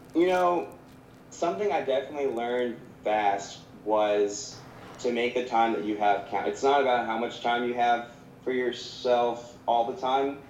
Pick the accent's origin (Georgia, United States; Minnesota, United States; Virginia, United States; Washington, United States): Georgia, United States; Savannah; also born or lived in North Carolina / Augusta, Georgia; I grew up in Savannah